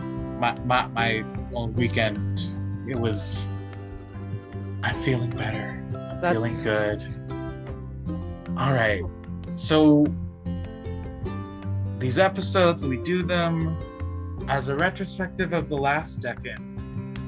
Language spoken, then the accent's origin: English; United States; I am American